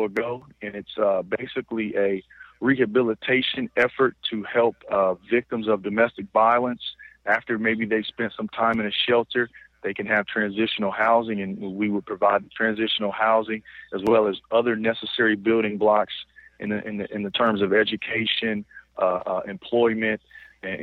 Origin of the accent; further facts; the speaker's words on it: Illinois, United States; moved away; That's where my wife is from, and we're both from Illinois